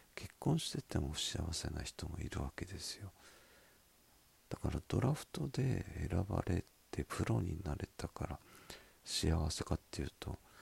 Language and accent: Japanese; Miyazaki, Japan; accent: Miyazaki dialect; 私の宮崎弁